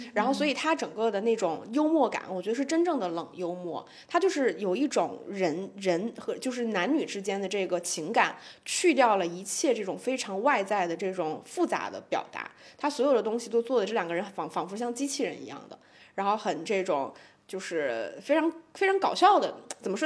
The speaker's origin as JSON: {"language": "Chinese", "region": "Shanghai", "country": "China", "said": "我们上海"}